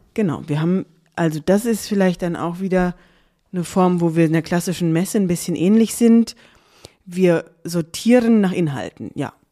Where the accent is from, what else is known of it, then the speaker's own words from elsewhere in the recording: Darmstadt, Hesse, Germany; also born or lived in Cologne / Zurich; ich bin ähm, in Darmstadt aufgewachsen